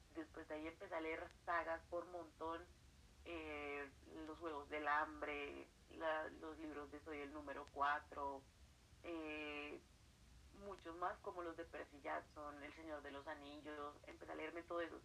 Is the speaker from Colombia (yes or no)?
yes; Colombia; soy de Colombia, estoy actualmente en la ciudad de Bogotá, la capital del país.